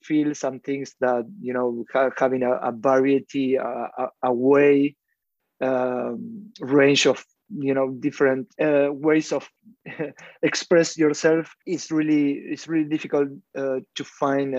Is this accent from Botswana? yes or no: no; Argentina; I'm from Argentina.